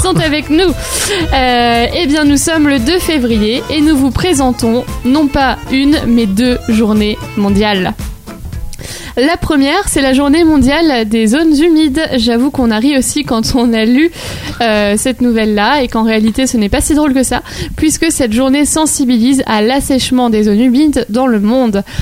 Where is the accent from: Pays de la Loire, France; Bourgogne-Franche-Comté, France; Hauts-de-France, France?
Hauts-de-France, France; Lille; je suis nordiste, lilloise et fière de l'être